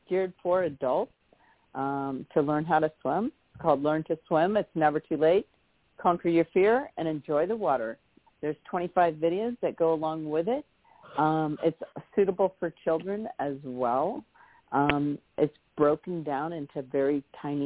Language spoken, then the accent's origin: English; California, United States; moved away; also born or lived in Hawaii; I'm originally from California. I moved to Hawaii. I never thought I'd ever move back here to California.